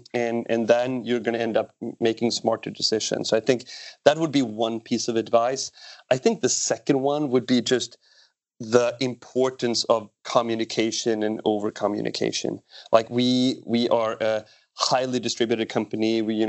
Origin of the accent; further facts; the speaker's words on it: Sweden; born there; my context is I was born in Sweden.